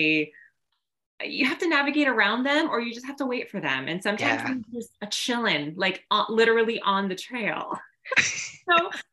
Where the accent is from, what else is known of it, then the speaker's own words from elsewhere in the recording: Orange County, California, United States; I'm from Orange County.